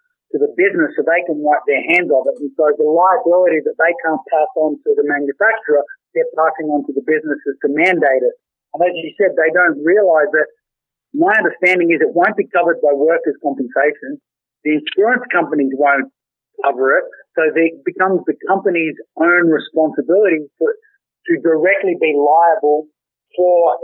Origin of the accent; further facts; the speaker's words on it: Australia; We are all Australian.